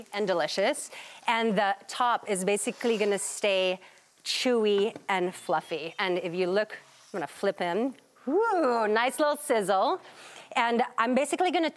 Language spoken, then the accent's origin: English; Philippines; I'm Filipino